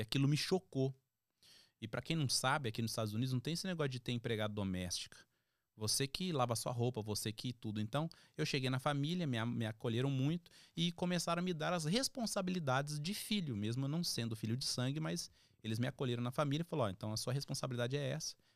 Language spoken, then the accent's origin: Portuguese; São Paulo, Brazil; also born or lived in Bauru, São Paulo; sou natural de Bauru. Da Bauru, oeste de São Paulo.